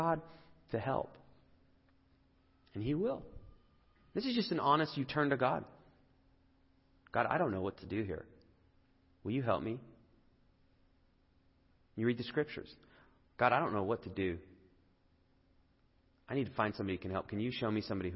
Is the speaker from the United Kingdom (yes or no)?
yes; England, United Kingdom; now in United States; I grew up in England